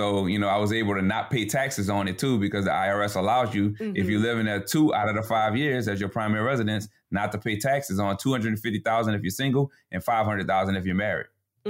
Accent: New Orleans, Louisiana, United States; now in Baton Rouge, United States; We're both from New Orleans, but we live in a suburb of Baton Rouge right now

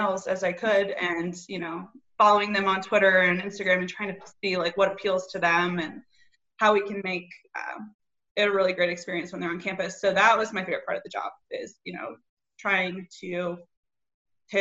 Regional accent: Toledo, Ohio, United States; also born or lived in Columbus, Ohio; I'm from Toledo, Ohio

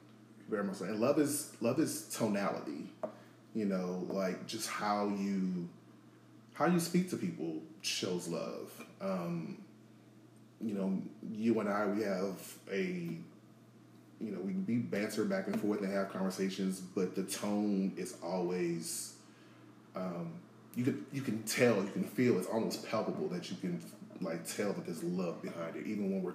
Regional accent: New Orleans, Louisiana, United States; now in Atlanta, United States; But yeah, I'm originally from New Orleans. I've been in Atlanta for nearly 13 years now.

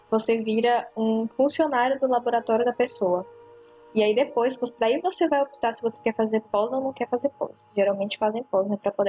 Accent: Brazil; a gente é brasileiro

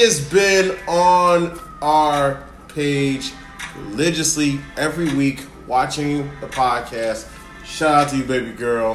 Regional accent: West Side, Illinois, United States; I grew up and I was born and raised on the West Side

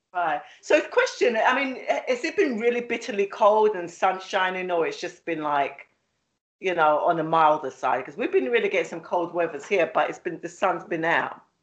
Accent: London, United Kingdom; accent: London; now in Philadelphia, United States; My accent is from London, but I live in the, um, Philly

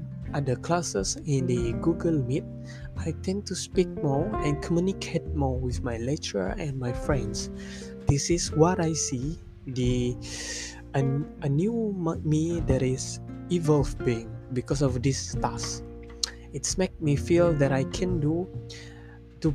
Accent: Malaysia; first language Malay; English is a second language; I am a Malaysian, so my first language is Malaysia, Bahasa Malaysia

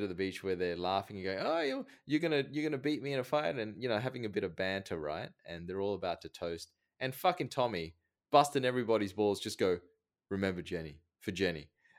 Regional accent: Thailand; I was born there. I was born in Thailand.

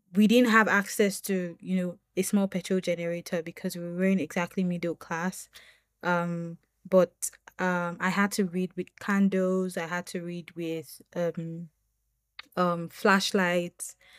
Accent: Nigeria; as a Nigerian woman

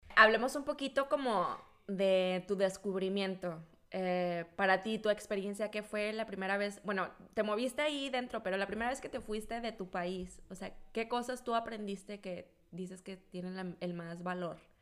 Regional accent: Mexico; moved away; also born or lived in central Mexico; en México, pues yo vivía en la última esquina y cuando me fui al centro de México

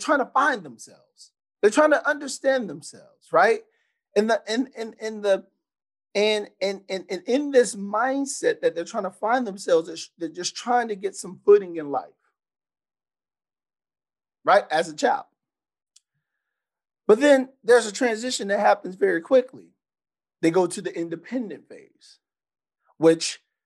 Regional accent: San Antonio, Texas, United States; how I was raised. So I'm from San Antonio, Texas

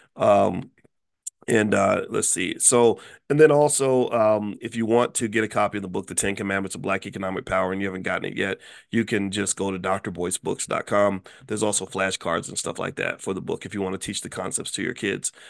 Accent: Louisville, Kentucky, United States; my hometown of Louisville, Kentucky

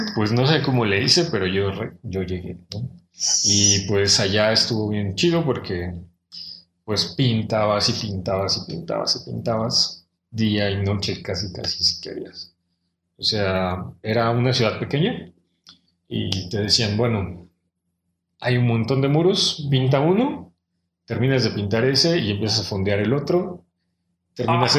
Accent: Mexico City, Mexico; yo soy de Ciudad de México, soy del norte de la ciudad, de la Gustavo Madero, que es el extremo así norte

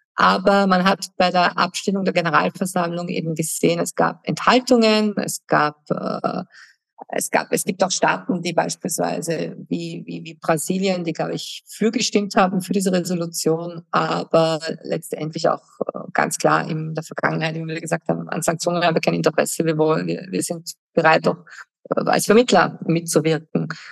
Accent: Germany; moved away; ich habe als Kind in Deutschland gelebt und ich habe die Friedensbewegung als Teenager mitbekommen

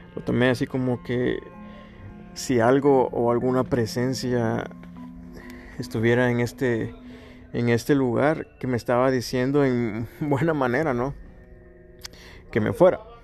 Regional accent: Chiquimula, Guatemala; moved away; mi país natal, Guatemala, a mi ciudad, Chiquimula

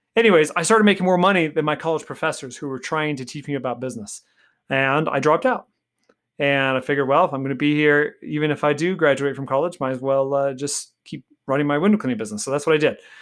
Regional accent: Golden Valley, Arizona, United States; I grew up in Golden Valley, Arizona

